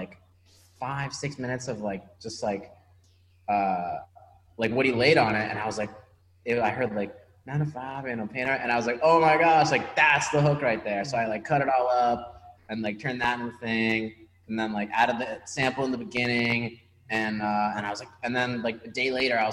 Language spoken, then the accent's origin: English; Washington, District of Columbia, United States; I'm from Washington, D.C.